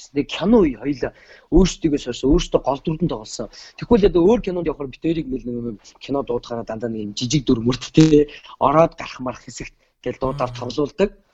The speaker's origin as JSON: {"language": "Mongolian", "country": "Mongolia", "said": "Тэгтэл би Монгол хүн жүжигчнээр төгсөөд ирсэн."}